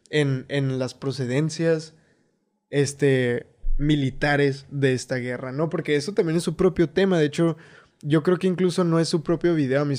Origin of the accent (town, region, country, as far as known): Ciudad Juárez, Chihuahua, Mexico